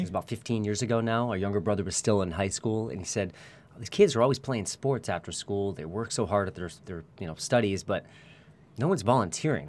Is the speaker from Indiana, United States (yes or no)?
no; Newton, Massachusetts, United States; moved away as an adult; now in Santa Barbara, United States; We're from Newton, Massachusetts